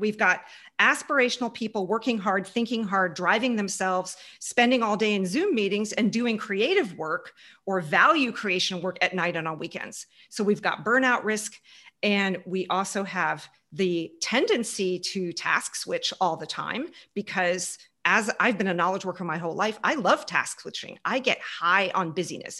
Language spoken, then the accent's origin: English; Houston, Texas, United States; moved away; also born or lived in Germany / Munich, Germany / Canada; I grew up in Houston, right behind Mission Control, right behind NASA Space Station, NASA Space Center